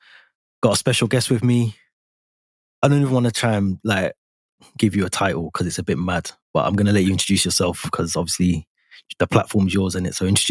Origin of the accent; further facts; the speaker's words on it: Birmingham, West Midlands, United Kingdom; now in Liverpool, United Kingdom; growing up in London, I'm from Birmingham. I live in Liverpool now